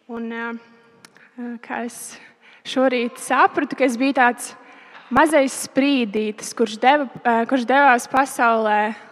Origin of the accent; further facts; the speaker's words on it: Roja, Talsi Municipality, Latvia; Mēs eh, esam no Rojas. Un, eh, es pastāstīšu par savu bērnību, no kurienes es nāku.